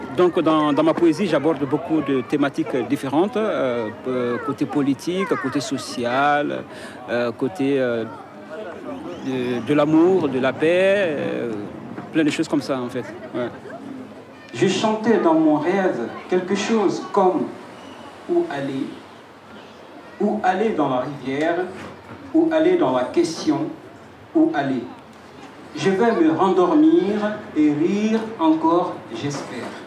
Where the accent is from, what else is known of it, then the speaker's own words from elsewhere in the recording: Mauritania; je viens de la Mauritanie